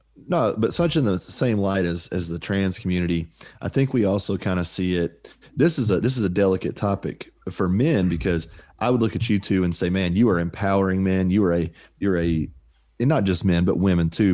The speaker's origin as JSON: {"language": "English", "country": "United States", "said": "I'm an American"}